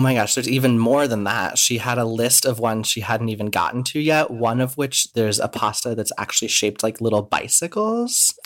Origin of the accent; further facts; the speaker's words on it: Midwest, United States; I grew up in the Midwest, and uh, my ancestors are Czech